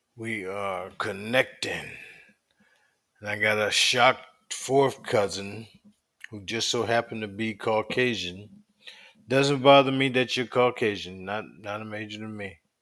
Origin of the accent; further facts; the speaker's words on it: South Carolina, United States; We grew up in South Carolina